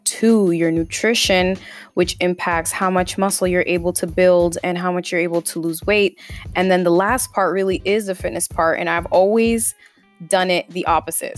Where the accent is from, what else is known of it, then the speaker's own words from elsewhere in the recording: Lynn, Massachusetts, United States; moved away as an adult; also born or lived in Bronx, New York; growing up in Lynn